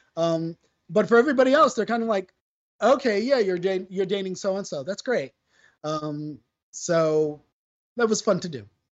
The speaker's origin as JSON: {"language": "English", "town": "New York City", "region": "New York", "country": "United States", "said": "as a New Yorker, I am that stereotypical New Yorker who doesn't drive"}